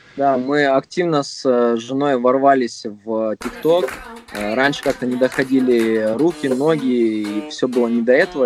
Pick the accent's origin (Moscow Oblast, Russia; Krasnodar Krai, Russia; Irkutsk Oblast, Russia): Krasnodar Krai, Russia; Krasnodar; я родом с Краснодара